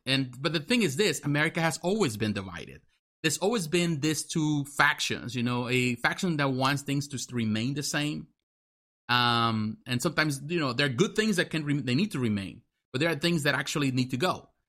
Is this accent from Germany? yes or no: no; Mexico; now in United States; I'm American, but I grew up in Mexico. I was born in Mexico.